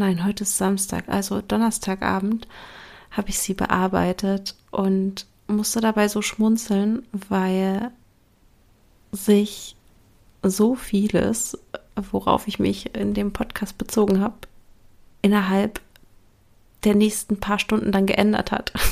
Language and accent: German; Berlin, Germany; now in Brandenburg, Germany; Ich sage zwar immer, ich wohne in Berlin, ich komme aus Berlin, weil, sind wir mal ehrlich, der Speckgürtel Berlins ist auch Berlin, auch wenn er Brandenburg heißt.